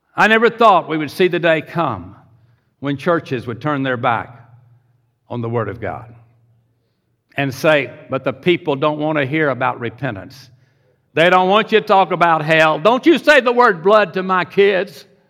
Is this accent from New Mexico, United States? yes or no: no; Pasadena, Texas, United States; also born or lived in Houston, Texas; Grew up in Pasadena, Texas, at age seven